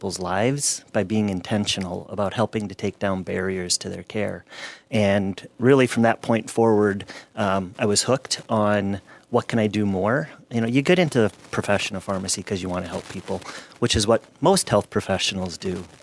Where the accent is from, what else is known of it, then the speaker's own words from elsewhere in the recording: Gaylord, Minnesota, United States; I grew up in Gaylord, Minnesota.